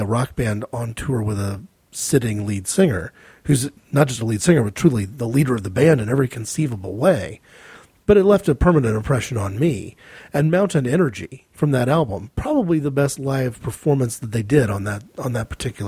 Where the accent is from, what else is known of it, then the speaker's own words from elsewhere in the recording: United States; as an American